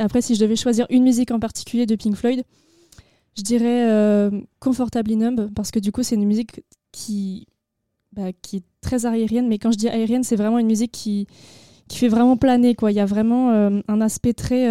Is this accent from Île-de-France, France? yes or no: no; Agen, Nouvelle-Aquitaine, France; J'ai 18 ans et je viens d'Agen